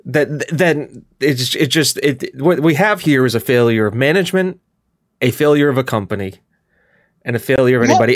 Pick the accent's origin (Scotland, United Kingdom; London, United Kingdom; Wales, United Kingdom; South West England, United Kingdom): Scotland, United Kingdom; now in United States; as a Scottish person